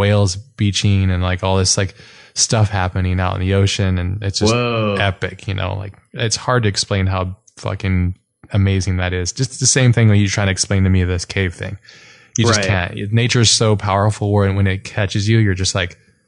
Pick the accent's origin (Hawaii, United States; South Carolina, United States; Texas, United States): Hawaii, United States; moved away; I grew up in Hawaii. I didn't grow up in Kauai, but I grew up in Hawaii.